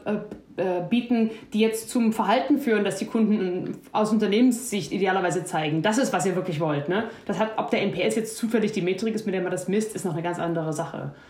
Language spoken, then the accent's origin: German; Germany; als Deutsche